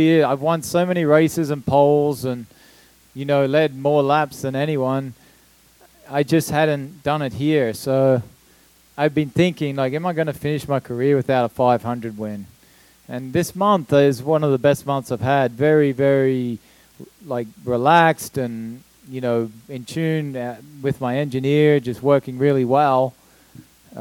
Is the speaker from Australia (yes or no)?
yes; Australia; moved away; the first Australian to win the Indy 500